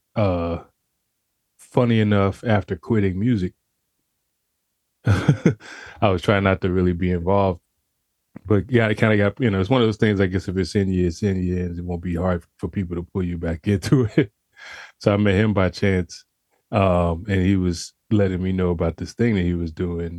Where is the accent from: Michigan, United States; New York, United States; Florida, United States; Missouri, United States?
Florida, United States; Pensacola; I'm from originally from Pensacola, Florida, born and raised.